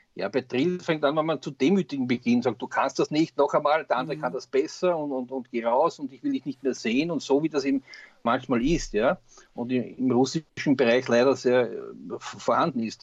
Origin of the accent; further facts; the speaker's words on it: Austria; bei uns in Österreich